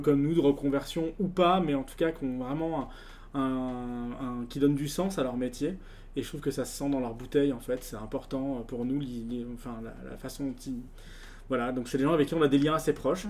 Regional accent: Lyon, Auvergne-Rhône-Alpes, France; je suis lyonnais d'origine

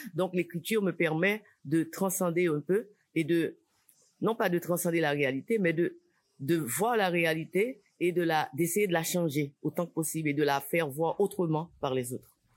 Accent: Port-au-Prince, Ouest, Haiti; Port-au-Prince, c'est ma ville natale. Maintenant, Port-au-, Port-au-Prince a tellement changé du moment où je grandissais à Port-au-Prince

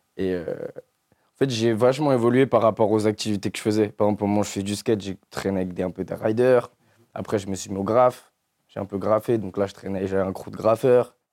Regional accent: Ville-d'Avray, Île-de-France, France; j'ai grandi dans le 92, à Ville d'Avray.

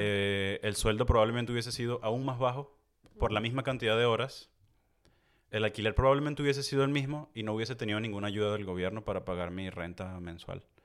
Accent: Venezuela; moved away as an adult; now in France; nosotros crecimos en Venezuela

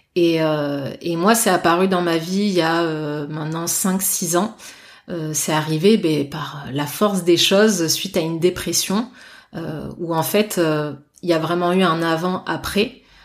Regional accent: Bordeaux, Nouvelle-Aquitaine, France; je suis bordelaise euh, pure souche

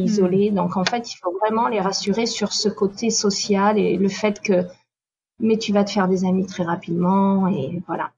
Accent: Nîmes, Occitania, France; moved away as an adult; also born or lived in Paris; now in Manhattan Beach, United States; je suis née à Nîmes, donc dans le sud. À 19 ans, je suis partie vivre à Paris

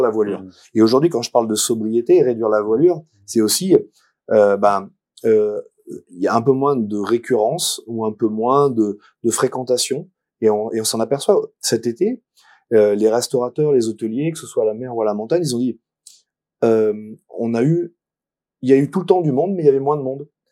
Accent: Romans-sur-Isère, Auvergne-Rhône-Alpes, France; also born or lived in Paris; now in Valence, France; je suis né à Romans, sur Isère, et je travaille à Paris.

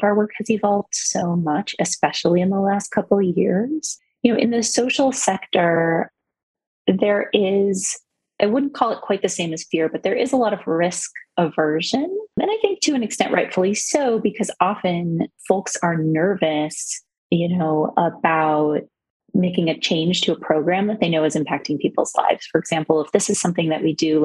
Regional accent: South Florida, United States; I am a Jew from South Florida

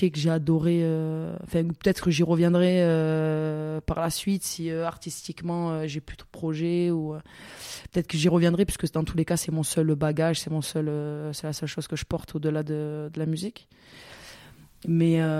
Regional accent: Vitrolles, Provence-Alpes-Côte d'Azur, France; also born or lived in Marseille; j'ai grandi à Vitrolles, qui est une petite ville euh, à côté de Marseille.

